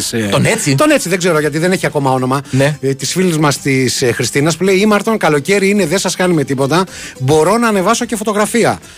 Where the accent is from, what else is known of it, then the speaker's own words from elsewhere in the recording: Greece; Γιατί είμαι από την Ελλάδα.